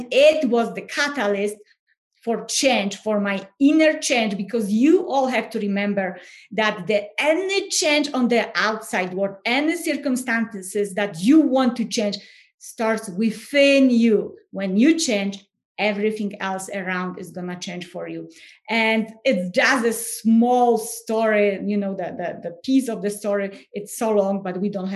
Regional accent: Poland; English is a second language; moved away as an adult; now in United States; everyone can hear my accent. And so I'm originally from Poland, no more secrets. And I live in the US. So I came to the US, 2011

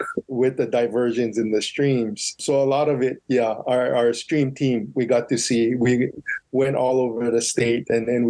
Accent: Kaneohe, Hawaii, United States; moved away as an adult; now in Maui, United States; So I grew up actually in Kaneohe. And then, so like I said, I'm a public school graduate.

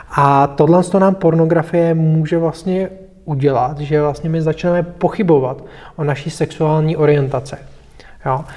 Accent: Bohemia, Czechia; u nás v Čechách

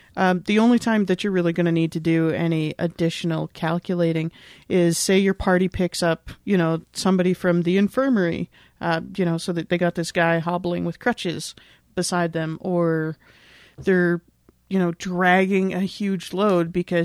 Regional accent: Canada; because I'm Canadian. So I'm mostly used to working with like kilometers and stuff.

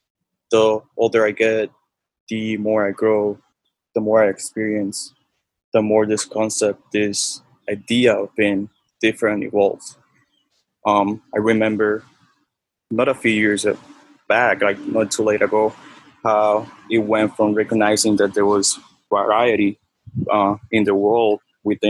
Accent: Havana, Cuba; moved away; also born or lived in Miami, Florida, United States; I was born and raised in Havana, Cuba, and then I moved to Miami

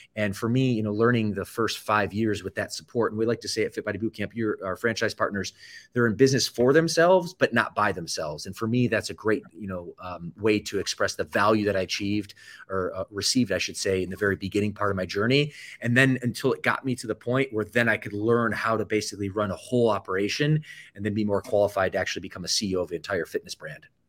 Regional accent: Michigan, United States; also born or lived in Atlanta, Georgia; I typically say I'm from the Midwest, which I grew up about ten years in the state of Michigan, that would be true, uh, my first ten years actually were spent in Atlanta, Georgia, a suburb

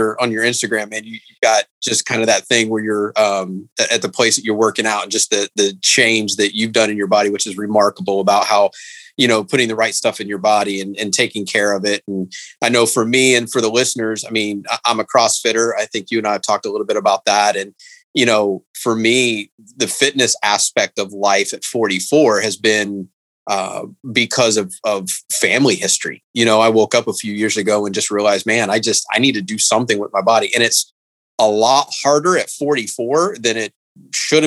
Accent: Indiana, United States; I grew up in Indiana

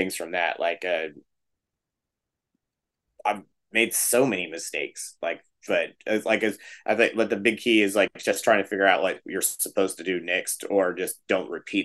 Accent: Texas, United States; we're a band from Texas and we're from the South

